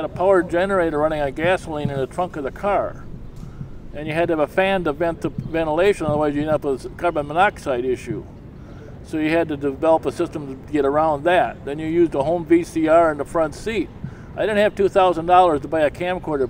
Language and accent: English; Eau Claire, Wisconsin, United States; I was born in Eau Claire, and that's where I am today. So I stayed in this area all my life